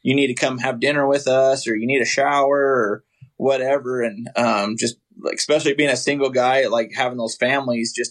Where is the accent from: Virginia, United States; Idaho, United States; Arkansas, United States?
Idaho, United States; I grew up in Idaho, actually grew up on a farm